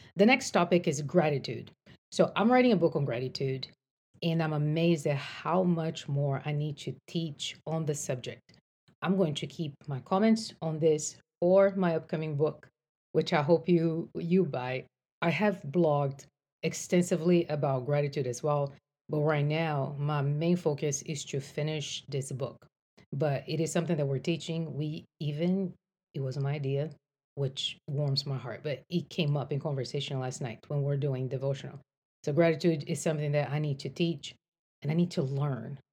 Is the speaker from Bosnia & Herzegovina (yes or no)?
no; Brazil; moved away as an adult; now in United States; I grew up in Brazil. I came to the States to go to college